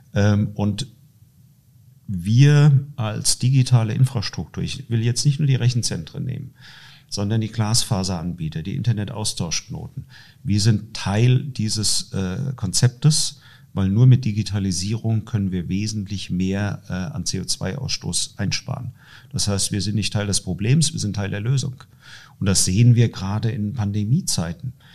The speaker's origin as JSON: {"language": "German", "town": "Dreieich", "region": "Hesse", "country": "Germany", "said": "ich komme aus Dreieich, eine Stadt mit 42.000, 43 43.000 Einwohnern"}